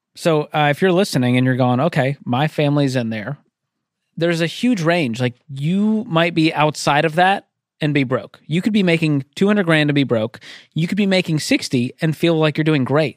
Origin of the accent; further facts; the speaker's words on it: Boston, Massachusetts, United States; I'm from Boston